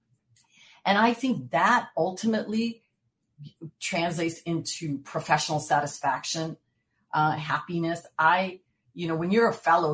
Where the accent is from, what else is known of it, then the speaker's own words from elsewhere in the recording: San Francisco, California, United States; my hometown of San Francisco.